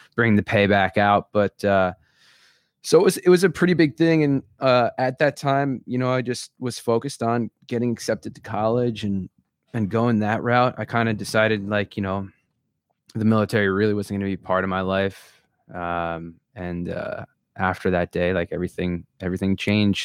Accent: Long Beach Island, New Jersey, United States; moved away; I grew up in New Jersey in a place called Long Beach Island

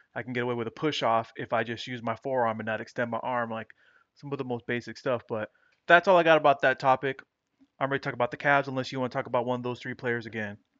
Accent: Dominican Republic; my home country, Dominican Republic

